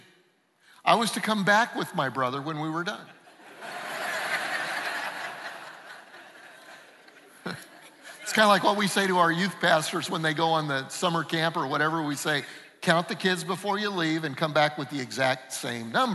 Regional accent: Denver, Colorado, United States; I grew up in Denver.

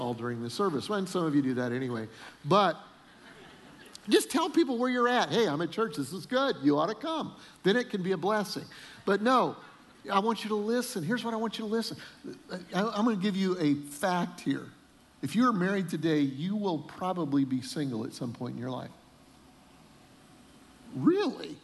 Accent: Colorado, United States; We grew up in Colorado

